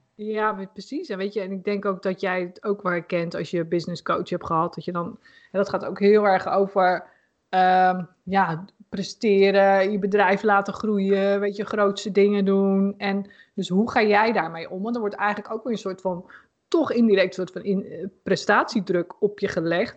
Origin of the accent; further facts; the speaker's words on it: Putten, Gelderland, Netherlands; Ik woonde in Putten. En ehm, ja, mijn eerste vriendje had ik daar. En nou mijn eerste vriendengroep